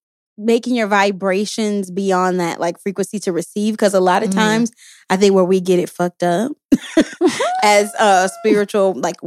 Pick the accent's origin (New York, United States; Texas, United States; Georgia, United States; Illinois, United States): Texas, United States; Houston; You know, I'm from Houston, Texas, and you know, we like our sugar, our honeys, our honey buns, all of that.